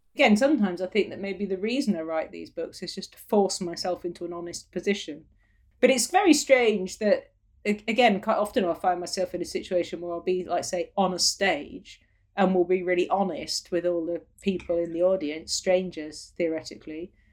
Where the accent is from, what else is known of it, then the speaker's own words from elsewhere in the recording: Falmouth, South West England, United Kingdom; also born or lived in London / Cork; now in Cornwall, United Kingdom; where I was born in Falmouth at the coast